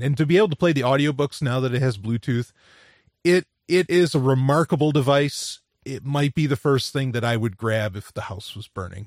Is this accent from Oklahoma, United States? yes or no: no; New York City, New York, United States; I grew up in New York City